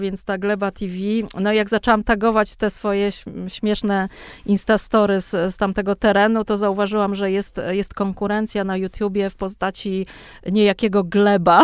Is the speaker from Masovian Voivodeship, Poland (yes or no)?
yes; Warsaw, Masovian Voivodeship, Poland; z tego mojego dzieciństwa na tym Grochowie